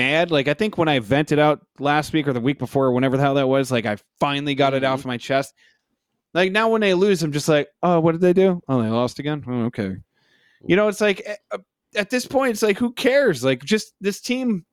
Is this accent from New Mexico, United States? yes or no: no; New Jersey, United States; I am from New Jersey